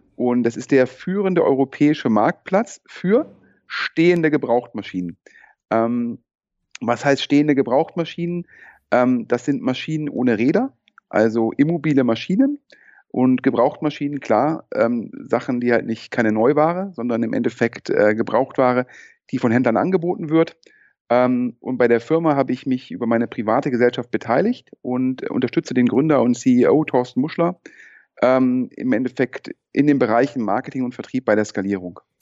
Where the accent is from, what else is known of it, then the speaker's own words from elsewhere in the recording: Düsseldorf, North Rhine-Westphalia, Germany; meine persönliche Düsseldorf-Bindung, ja, äh, bin hierher geboren und aufgewachsen